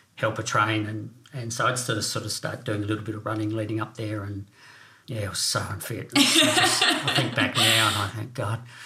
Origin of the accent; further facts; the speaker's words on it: Renmark, South Australia, Australia; also born or lived in Northern Territory / Southwest Victoria; growing up in the Riverland in Renmark